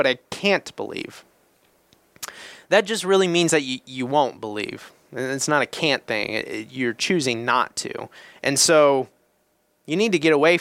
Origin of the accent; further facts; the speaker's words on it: Indiana, United States; I'm from Indiana.